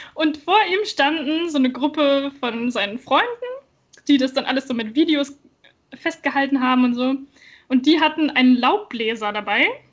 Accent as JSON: {"language": "German", "town": "Wilhelmshaven", "region": "Lower Saxony", "country": "Germany", "moved": "yes", "said": "ich komme ja ähm, aus Wilhelmshaven ursprünglich"}